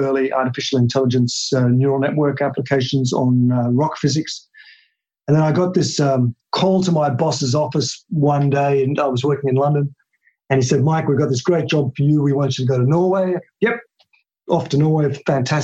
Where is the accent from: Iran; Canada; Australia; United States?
Australia; Tasmania; moved away; I grew up in Tasmania, which is a little island, not in Africa, but off the south part of Australia.